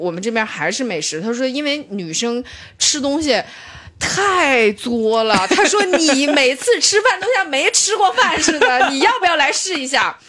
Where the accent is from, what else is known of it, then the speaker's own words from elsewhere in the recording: Shenyang, Liaoning, China; moved away; 沈阳，沈阳，我是来自美丽的沈阳，我的家乡。